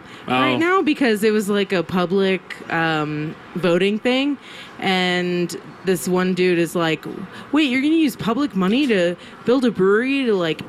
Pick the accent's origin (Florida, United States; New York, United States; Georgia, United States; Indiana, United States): New York, United States; New York City; moved away as an adult; now in Santa Fe, United States; So I grew up in New York City.